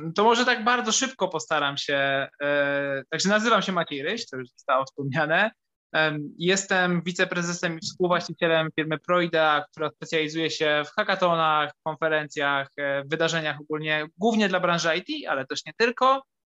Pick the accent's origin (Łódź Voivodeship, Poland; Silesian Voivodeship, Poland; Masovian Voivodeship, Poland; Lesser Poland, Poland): Lesser Poland, Poland; Kraków; also born or lived in Limanowa; Ja jestem z Krakowa i urodziłem się w Krakowie